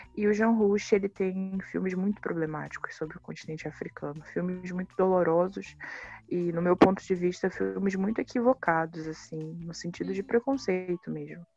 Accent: Baixada Fluminense, Rio de Janeiro, Brazil; eu nasci na Baixada Fluminense do Rio de Janeiro, que é a periferia do Rio.

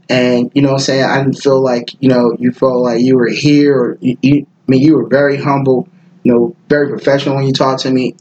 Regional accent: Pass Christian, Mississippi, United States; also born or lived in San Francisco, California; I'm from the Bay originally. Mm-hmm. I'm from Frisco, so like when I moved to the South, I moved to Mississippi and the Gulf Coast

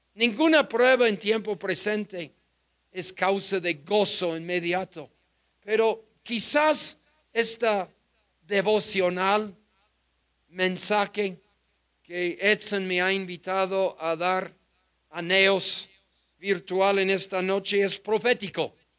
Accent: United States; Spanish is a second language; moved away as an adult; now in Mexico; Yo joven misionero americano, apenas aprendiendo español

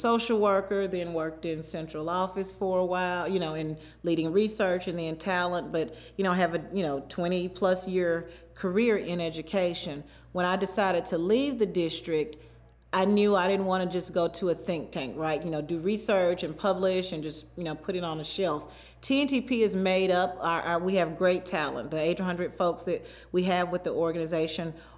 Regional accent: Mississippi Delta, rural Arkansas, United States; moved away; I grew up in the Delta, in the Deep South, the Mississippi Delta in rural Arkansas

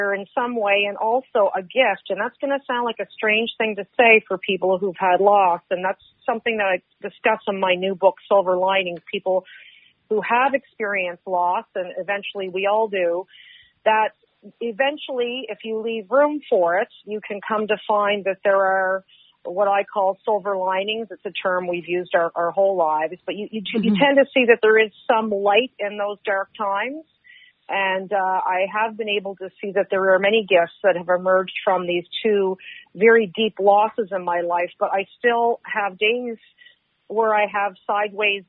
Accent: Halifax, Nova Scotia, Canada; I grew up in Purcell's Cove, which is a little community just outside the edge of Halifax

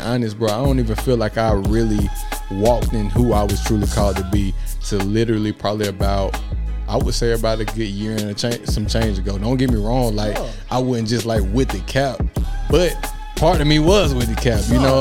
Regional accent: Decatur, Alabama, United States; I'm from Decatur, but majority of my family is from Cortland, too.

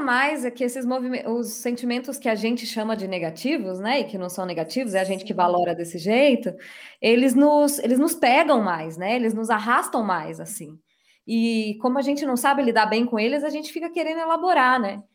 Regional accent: Minas Gerais, Brazil; eu sou mineira

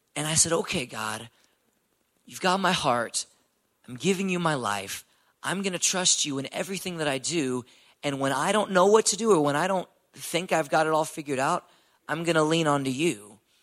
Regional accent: Houston, Texas, United States; I'm from Houston, Texas, born and raised.

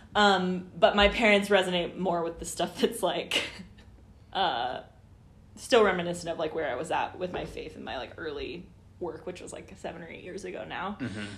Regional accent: Overland Park, Kansas, United States; also born or lived in California; I'm from Overland Park

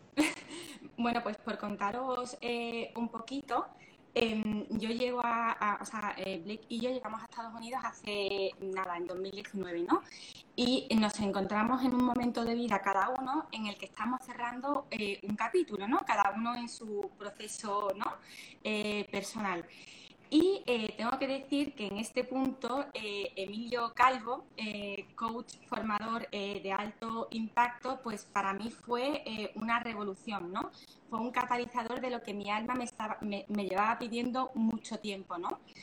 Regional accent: Andalusia, Spain; somos andaluces también

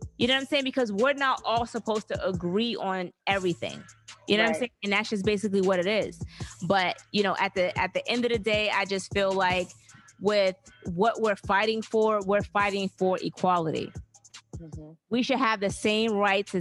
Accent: Alabama, United States; we are from Alabama

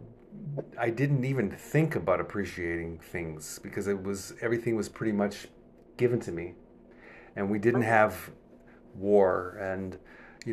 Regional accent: United States; moved away as an adult; also born or lived in Cairo, Egypt; I'm an American

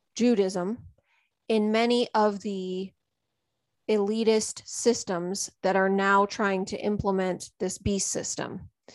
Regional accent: United States; I live here and I'm American.

